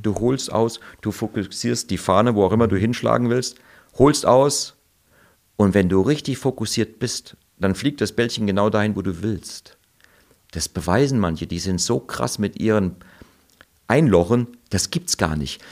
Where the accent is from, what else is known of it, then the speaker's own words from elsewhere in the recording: Germany; moved away as an adult; also born or lived in Hong Kong; als Deutscher, ich war nicht als Italiener da, ich bin nur halb Italiener und habe auch keinen italienischen Pass